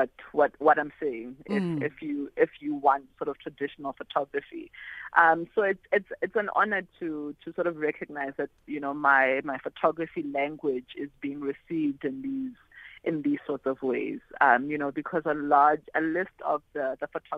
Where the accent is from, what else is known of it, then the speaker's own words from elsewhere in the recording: South Africa; a South African Black female photographer